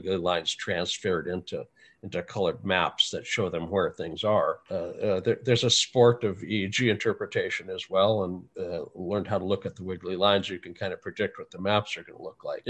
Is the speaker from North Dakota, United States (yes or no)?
yes; North Dakota, United States; I grew up in North Dakota